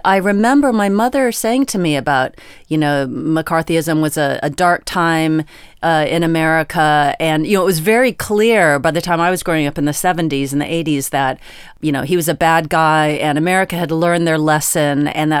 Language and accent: English; Virginia, United States; You know, I am from Virginia. Did you know that? I'm not from West Virginia. That is a different state.